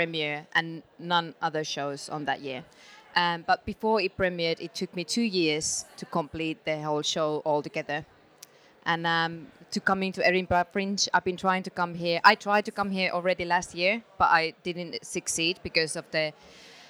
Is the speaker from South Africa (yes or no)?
no; Finland; I'm from Finland.